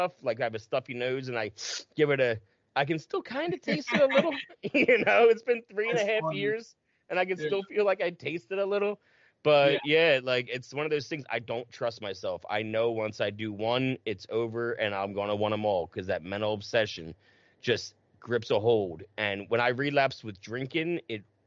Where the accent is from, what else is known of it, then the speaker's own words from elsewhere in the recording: New Jersey, United States; we're both from Jersey